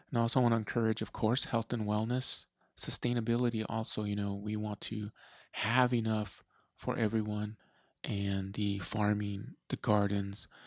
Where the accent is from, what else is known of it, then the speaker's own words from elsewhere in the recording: Eloy, Arizona, United States; now in Tucson, United States; That's where I was uh, pretty much born and raised in Eloy, Arizona.